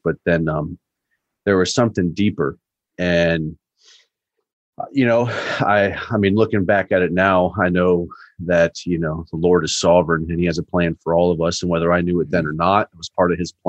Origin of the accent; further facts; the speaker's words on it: San Diego, California, United States; I'm originally from San Diego, California. I was a Navy brat.